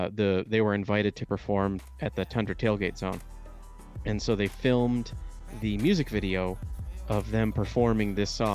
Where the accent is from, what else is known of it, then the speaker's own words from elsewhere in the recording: Michigan, United States; I'm from Michigan, and I'm only 30.